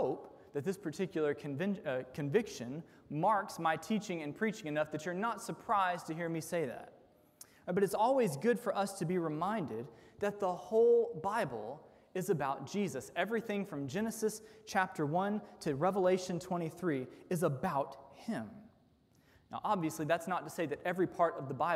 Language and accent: English; United States; as modern American sinful humans